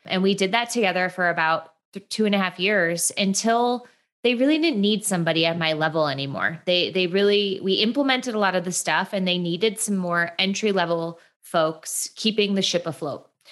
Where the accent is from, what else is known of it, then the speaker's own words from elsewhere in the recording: Midwest, United States; moved away as an adult; now in Los Angeles, United States; I'm from the Midwest, which I think is a very important thing to share. I, I just, my Midwestern r, like, pride runs deep. And I moved to Los Angeles about eight years ago.